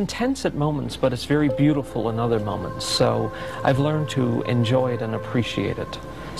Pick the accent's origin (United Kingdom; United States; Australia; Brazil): United Kingdom; Northern Ireland; I grew up in Northern Ireland. I'm the youngest of 7 boys